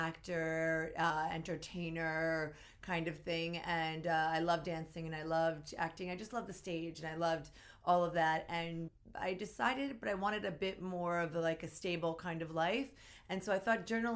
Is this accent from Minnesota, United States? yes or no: no; Philadelphia, Pennsylvania, United States; moved away; also born or lived in Queens, New York; I grew up in Philadelphia